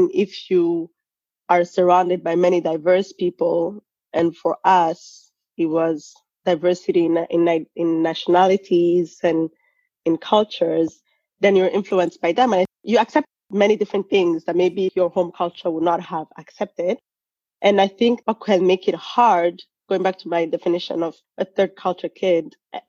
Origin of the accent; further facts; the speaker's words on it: Rwanda; also born or lived in Burundi / Germany / Senegal; I'm from Rwanda, but I was born in Burundi. And mm-hmm. we moved to Rwanda after the genocide. And then we lived in Germany, we lived in Senegal.